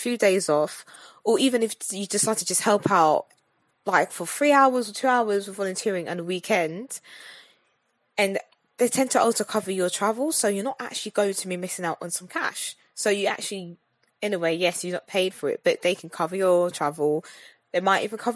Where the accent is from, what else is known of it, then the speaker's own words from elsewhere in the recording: London, United Kingdom; I'm a Londoner, you know, from the UK